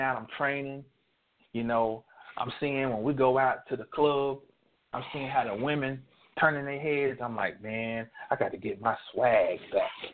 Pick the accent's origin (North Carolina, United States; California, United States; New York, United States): North Carolina, United States; also born or lived in Texas; My daddy was stationed in the Air Force in Texas. We're from North Carolina.